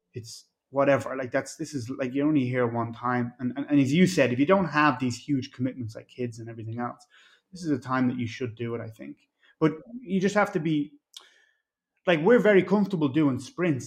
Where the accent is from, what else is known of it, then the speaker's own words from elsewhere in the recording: Ireland; also born or lived in Mexico; now in Florida, United States; I'm from Ireland